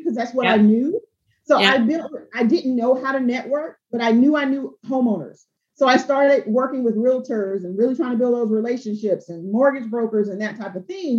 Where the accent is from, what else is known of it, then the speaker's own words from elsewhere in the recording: Albany, Georgia, United States; I'm from South Georgia. I'm from Albany, Georgia